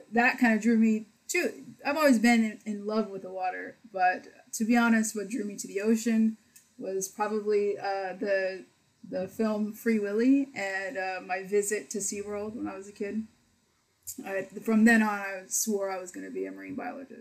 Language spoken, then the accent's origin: English; Pearland, Texas, United States; when I grew up in Pearland, there was this neighborhood pool